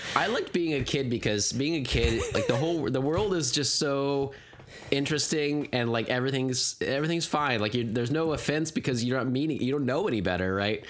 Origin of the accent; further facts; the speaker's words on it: United States; my sensibilities as an American